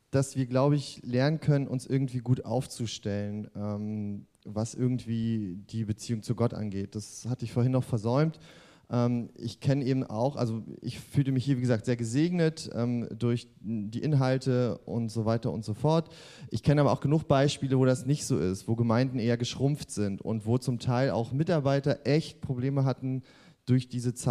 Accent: East Germany, Germany; Und ähm, ich komme ja auch äh, aus der DDR und da haben wir ja auch ein bisschen was mitgemacht

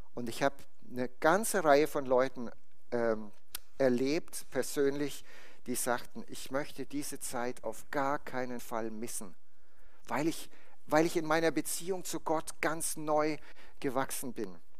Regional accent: Bad Kissingen, Bavaria, Germany; bei uns in der Gemeinde in Bad Kissingen, wo ich herkomme. Das ist im Norden von Bayern.

